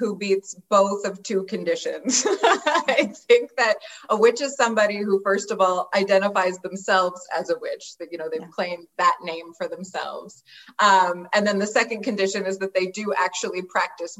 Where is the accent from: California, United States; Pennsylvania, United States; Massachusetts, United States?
Pennsylvania, United States; also born or lived in Florida; I'm from Pennsylvania, but I was living in Florida